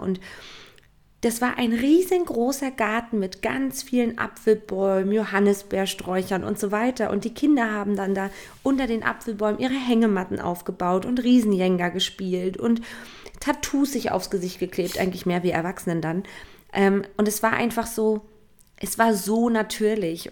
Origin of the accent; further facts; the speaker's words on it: Stralsund, Mecklenburg-Vorpommern, Germany; Stralsund, mhm. was ja meine Heimat ist